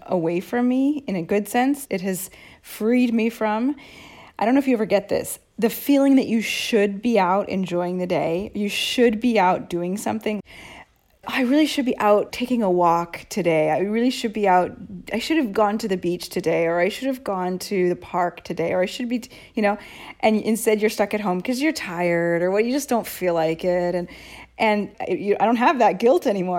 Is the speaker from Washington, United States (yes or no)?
yes; Seattle, Washington, United States; moved away as an adult; also born or lived in Boston; now in Rome, Italy; I moved from Seattle to Boston at eighteen for college. And I never moved back to Seattle